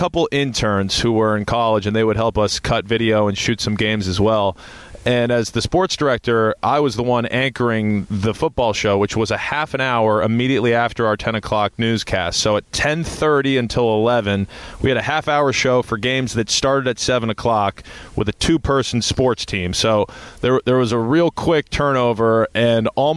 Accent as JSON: {"language": "English", "town": "Westborough", "region": "Massachusetts", "country": "United States", "tie": "born or raised there", "also_born_or_lived": "Miami", "moved": "as an adult", "said": "I grew up in Westboro, Massachusetts, which is about 45 minutes west of Boston"}